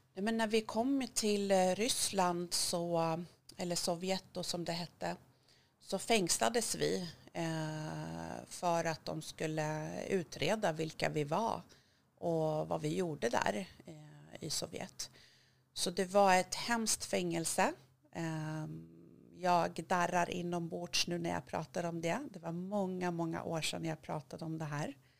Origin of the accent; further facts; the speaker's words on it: Hudiksvall, Gävleborg County, Sweden; Swedish is a second language; moved away; also born or lived in Iran / Rhodes, Greece / Thailand; jag är uppvuxen i en liten stad i Hälsingland som heter Hudiksvall, Glada Hudik